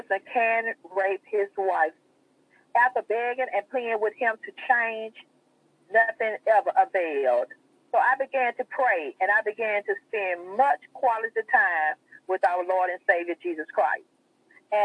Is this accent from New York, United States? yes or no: no; Mobile, Alabama, United States; I was born and raised in Mobile, Alabama.